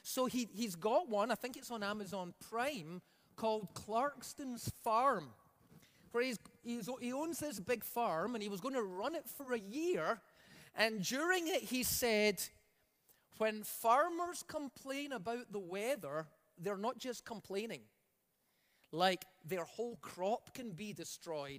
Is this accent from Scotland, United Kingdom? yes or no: yes; Scotland, United Kingdom; now in Alberta, Canada; I come from Scotland.